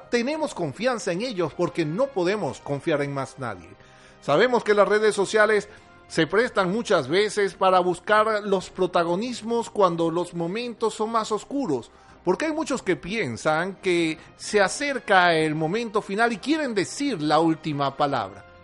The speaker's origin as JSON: {"language": "Spanish", "country": "Venezuela", "said": "Somos los hijos de Bolívar. Somos una tierra consagrada al Santísimo, al Santísimo y eso nos hace importante. Nuestra Virgen, nuestra Virgen de Coromoto, nuestra Virgen del Valle están con nosotros"}